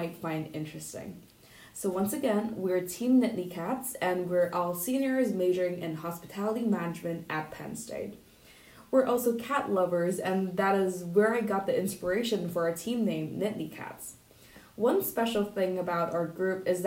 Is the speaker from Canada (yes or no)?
no; Hong Kong; moved away as an adult; I come from Hong Kong.